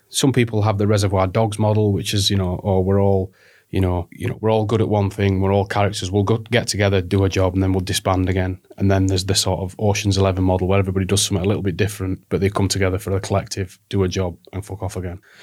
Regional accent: the north of England, United Kingdom; accent: northern

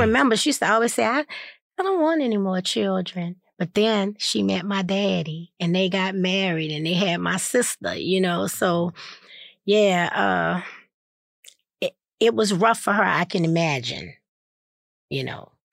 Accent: New Orleans, Louisiana, United States; I was born in New Orleans, brought home from the hospital to my grandmother and grandfather's

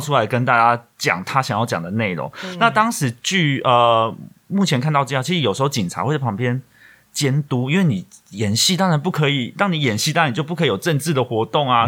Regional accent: Taiwan; 我们作为台湾人也好

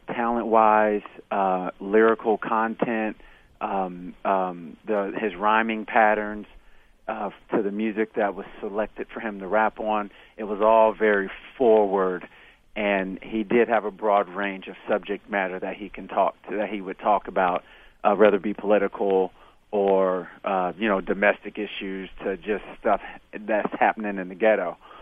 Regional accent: Kansas City, Missouri, United States; I grew up in Kansas City, Missouri

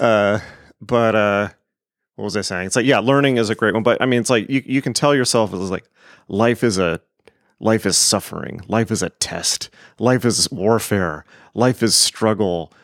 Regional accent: United States; I am an American

